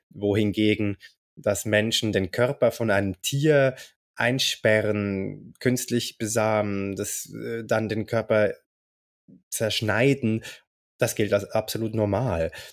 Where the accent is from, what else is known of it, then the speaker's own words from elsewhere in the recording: Zurich, Switzerland; ich komme aus Zürich